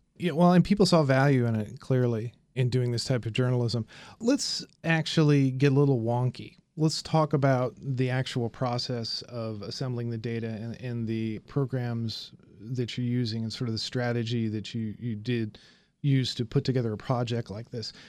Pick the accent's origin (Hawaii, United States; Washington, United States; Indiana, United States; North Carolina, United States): Indiana, United States; Indianapolis; moved away; I'm from Indianapolis.